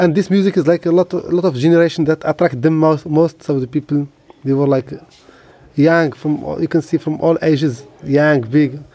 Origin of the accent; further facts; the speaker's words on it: Essaouira, Marrakesh-Safi, Morocco; I was born in Sawera.